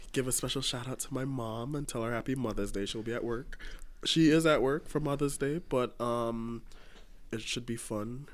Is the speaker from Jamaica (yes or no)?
yes; Jamaica; moved away; I grew up in Jamaica.